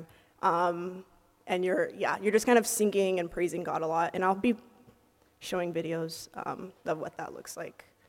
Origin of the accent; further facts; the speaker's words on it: the Bay Area, California, United States; moved away as an adult; now in Los Angeles, United States; I go to USC, but I was born and raised in the Bay